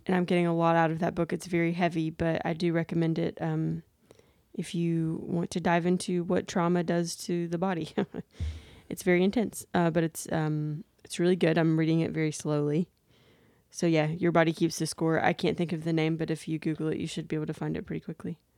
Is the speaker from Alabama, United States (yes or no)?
yes; Daphne, Alabama, United States; We were also in my hometown